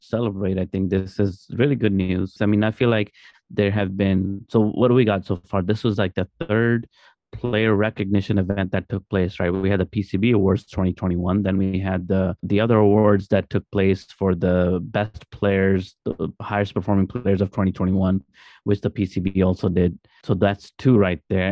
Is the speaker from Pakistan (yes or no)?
yes; Pakistan; as Pakistani